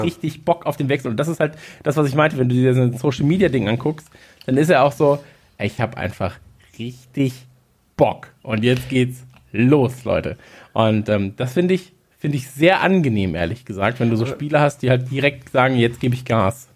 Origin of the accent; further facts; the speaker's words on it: North Rhine-Westphalia, Germany; wir kommen ja aus äh, aus Nordrhein-Westfalen